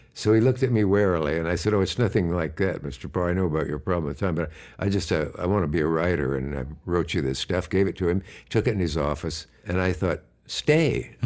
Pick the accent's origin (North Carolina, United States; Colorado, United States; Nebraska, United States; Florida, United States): Nebraska, United States; Kearney or Hastings; moved away; also born or lived in Gibbon, Nebraska; I was born either in Kearney or Hastings, Nebraska